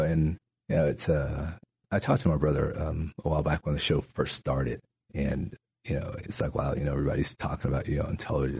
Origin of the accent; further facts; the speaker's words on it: New Mexico, United States; also born or lived in Natchitoches Parish, Louisiana; now in Shreveport, United States; my grandparents moved my brother and I to New Mexico, mm. and I grew up in New Mexico